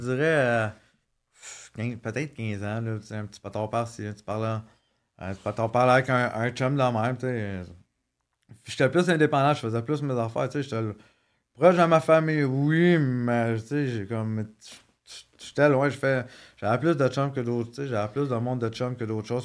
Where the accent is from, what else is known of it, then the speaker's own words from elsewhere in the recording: Montreal, Quebec, Canada; also born or lived in Maurice (birthplace, garbled) / Laval; je grandi à Montréal, la Chaîne-Ville-Saint-Pierre